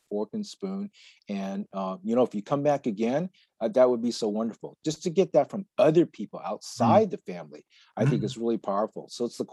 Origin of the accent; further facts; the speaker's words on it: United States; I was born and raised in the United States